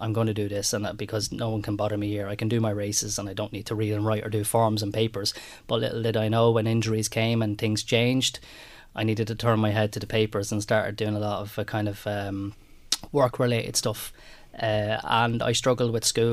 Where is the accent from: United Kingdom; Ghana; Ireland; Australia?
Ireland; we Irish people